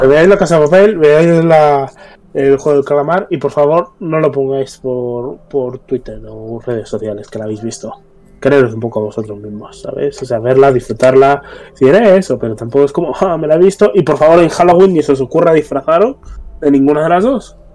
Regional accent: Spain

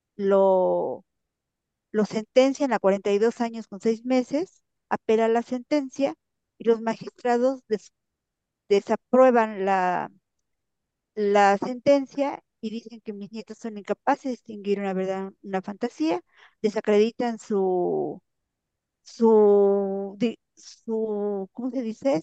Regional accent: Puebla, Mexico; moved away; mi pueblo con una con familias en Puebla

